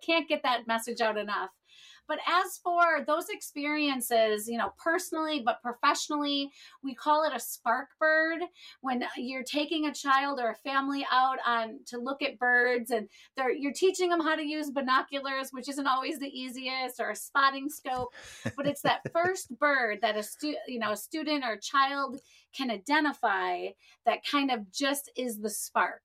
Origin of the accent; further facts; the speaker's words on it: Wisconsin, United States; now in Florida, United States; I grew up in Wisconsin